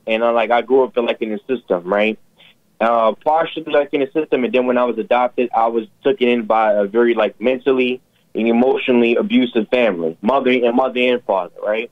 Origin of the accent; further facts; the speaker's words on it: New York City, New York, United States; I'm actually from Brooklyn, not New York City